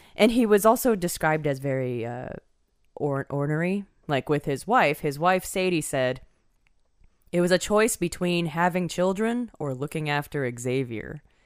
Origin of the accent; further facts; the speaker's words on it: Taiwan; I was born in Taiwan.